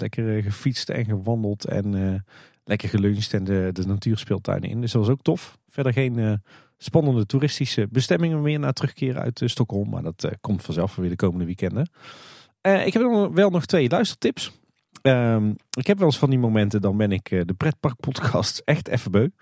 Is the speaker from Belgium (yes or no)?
no; Netherlands; ons als Nederlanders